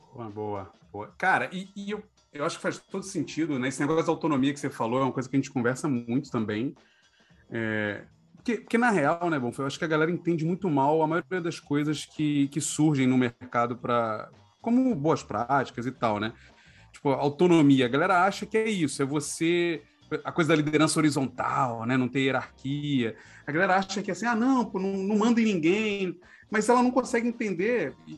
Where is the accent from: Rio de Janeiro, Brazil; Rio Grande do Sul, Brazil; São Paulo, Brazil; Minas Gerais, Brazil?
Rio de Janeiro, Brazil; a gente é carioca